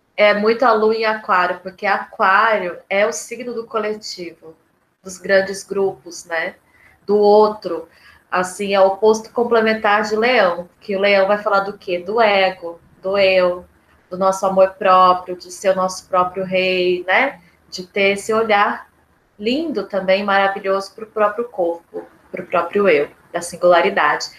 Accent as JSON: {"language": "Portuguese", "town": "Lorena", "region": "São Paulo", "country": "Brazil", "said": "é a minha terra, o Vale do Paraíba. Eu sou de Lorena"}